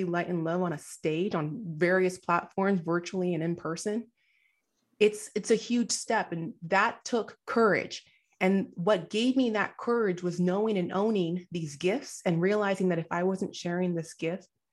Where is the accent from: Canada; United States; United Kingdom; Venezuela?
United States; I was actually born here in the States. My parents did immigrate from Nigeria